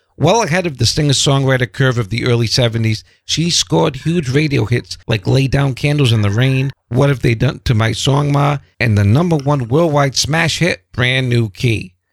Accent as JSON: {"language": "English", "region": "Rhode Island", "country": "United States", "accent": "New England", "said": "I'm from Rhode Island."}